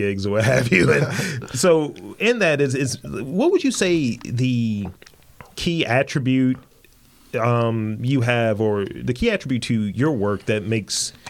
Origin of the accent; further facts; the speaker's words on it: Baltimore, Maryland, United States; a lot of people don't think I'm from Baltimore. It's like, you know, I'm from East Baltimore.